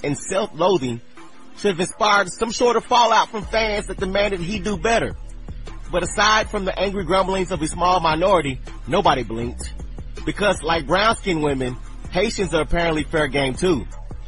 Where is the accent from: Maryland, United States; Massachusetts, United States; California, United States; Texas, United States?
Texas, United States; my home state of Texas